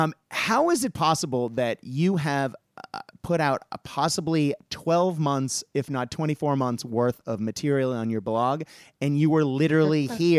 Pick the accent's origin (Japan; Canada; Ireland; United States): Japan; I have mentioned several times that I grew up in Japan